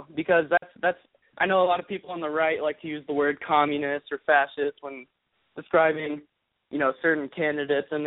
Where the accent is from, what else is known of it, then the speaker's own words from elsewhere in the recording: Birmingham, Alabama, United States; I'm a 16-year-old from Birmingham, Alabama.